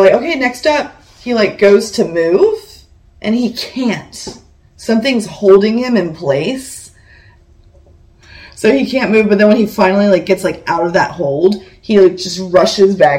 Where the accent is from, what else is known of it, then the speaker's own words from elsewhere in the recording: Copperas Cove, Texas, United States; moved away; I'm moving back to my hometown